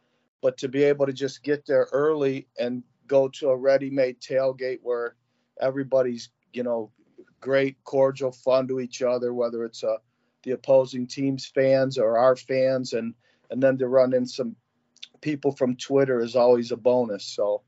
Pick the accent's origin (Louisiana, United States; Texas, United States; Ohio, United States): Ohio, United States; Toledo; Growing up in Toledo in the 70s, all right, kind of aging myself here.